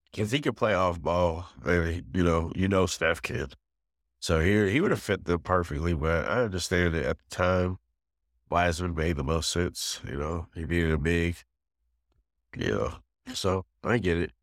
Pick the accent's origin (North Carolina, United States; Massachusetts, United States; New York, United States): New York, United States; being a New Yorker